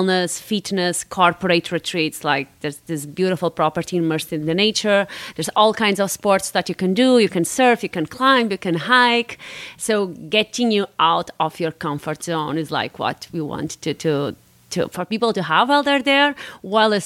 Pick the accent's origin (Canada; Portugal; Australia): Portugal; Porto, Norte; moved away as an adult; also born or lived in Florence / São Paulo / New York; born and raised in Porto in the north of Portugal